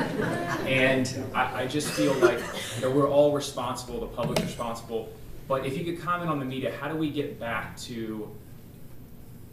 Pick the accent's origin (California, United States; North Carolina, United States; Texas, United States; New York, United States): Texas, United States; Goliad; From the town of Goliad, Texas